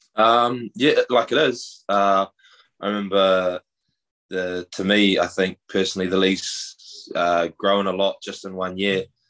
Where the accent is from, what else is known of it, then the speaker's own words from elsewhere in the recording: Whakatane, Bay of Plenty, New Zealand; moved away as an adult; now in United States; we're, we're both from New Zealand. Um, grew up in the Bay of Plenty, a small town called Whakatane